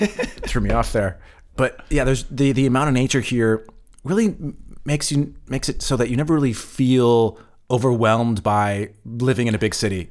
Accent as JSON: {"language": "English", "region": "California", "country": "United States", "tie": "born or raised there", "moved": "yes", "said": "growing up in California"}